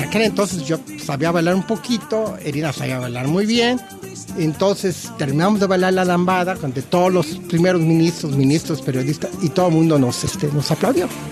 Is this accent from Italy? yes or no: no; Mexico; moved away as an adult; now in Australia; tengo toda mi familia en México y tengo todos mis raíces en México